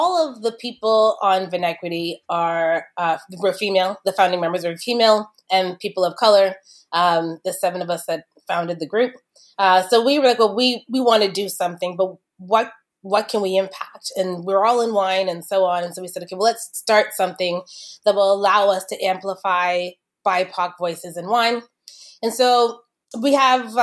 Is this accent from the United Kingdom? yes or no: no; Kitchener, Ontario, Canada; I grew up in Kitchener-Waterloo back when I was growing up in Kitchener, it wasn't a lot of multiculturalism there